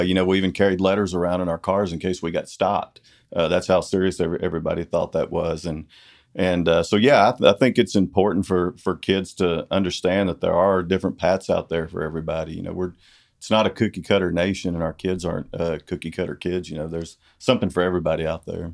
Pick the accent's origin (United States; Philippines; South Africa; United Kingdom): United States; Corsicana, Texas; also born or lived in Dallas / Italy, Texas; this has been my hometown